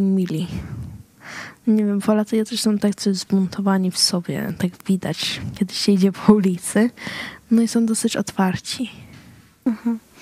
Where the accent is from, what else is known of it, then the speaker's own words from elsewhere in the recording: Sweden; urodziłam się w Szwecji, no to czasami się czuję bardziej jako Szwedka